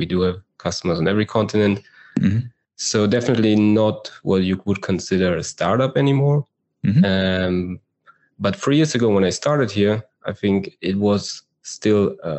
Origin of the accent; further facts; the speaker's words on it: Berlin, Germany; moved away as an adult; now in Israel; I am from Germany, as you say, and I do live in Israel because my wife is from here